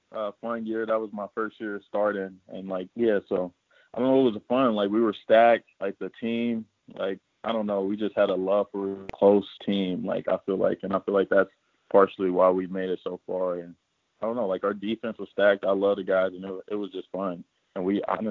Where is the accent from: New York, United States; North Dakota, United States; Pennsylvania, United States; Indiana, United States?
Indiana, United States; Indianapolis; I'm from Indianapolis